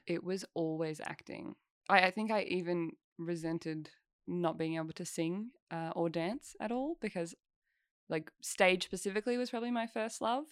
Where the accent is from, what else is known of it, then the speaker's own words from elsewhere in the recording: Albury-Wodonga, Australia; I grew up in Albury, Wodonga